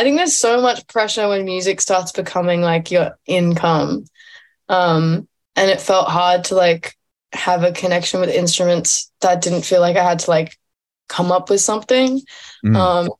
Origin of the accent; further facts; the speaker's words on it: Sydney, New South Wales, Australia; also born or lived in Byron Bay, Australia; Born and raised. Yeah. Sydney.